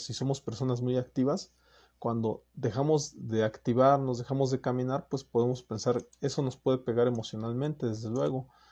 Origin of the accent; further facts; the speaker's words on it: Mexico; como mexicanos